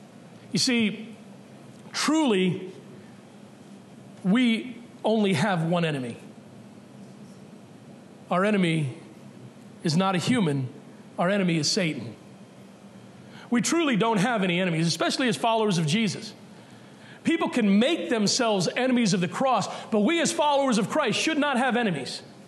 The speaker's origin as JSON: {"language": "English", "region": "Massachusetts", "country": "United States", "said": "but maybe because we're from Massachusetts, we need to be told again."}